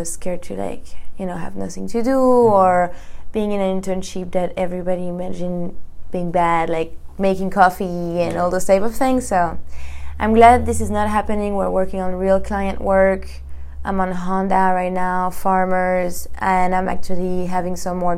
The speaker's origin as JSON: {"language": "English", "town": "Paris", "region": "Île-de-France", "country": "France", "second_language": "English", "moved": "as an adult", "lives_now": "Los Angeles, United States", "said": "I come from Paris, France. This is where I graduated in 2014"}